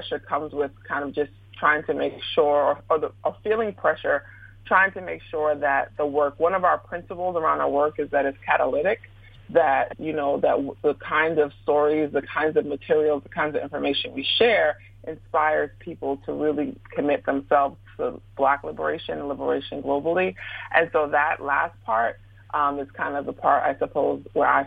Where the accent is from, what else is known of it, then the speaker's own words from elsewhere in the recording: Brooklyn, New York, United States; moved away as an adult; also born or lived in West Lafayette, Indiana; I'm from Brooklyn